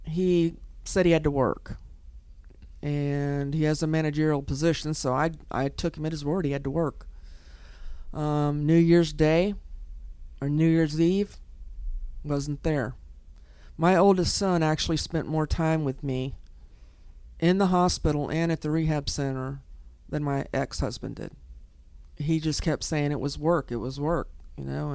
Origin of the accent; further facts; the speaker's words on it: Kissimmee, Florida, United States; I grew up in Kissimmee